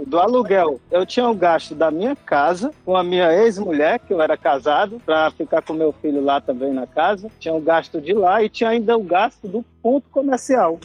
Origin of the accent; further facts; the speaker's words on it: Fortaleza, Ceará, Brazil; moved away as an adult; now in Portugal; sou de Fortaleza